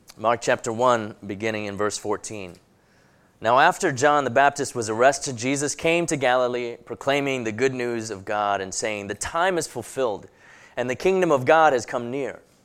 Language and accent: English; Hong Kong; also born or lived in London, England; now in United States; I was born in Hong Kong, then a British colony, and I grew up there going to English schools